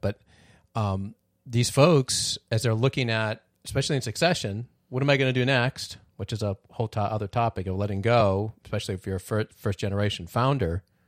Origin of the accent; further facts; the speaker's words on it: Midwest, United States; born in the Midwest